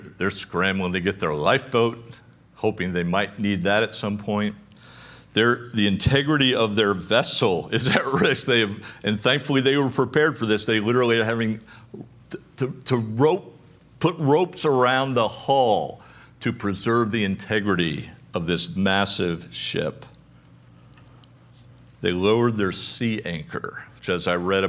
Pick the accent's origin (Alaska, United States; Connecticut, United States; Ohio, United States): Connecticut, United States; moved away; I grew up in Connecticut.